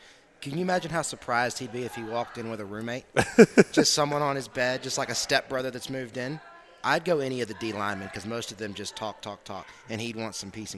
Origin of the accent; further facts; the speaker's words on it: Kentucky, United States; I was born in Kentucky.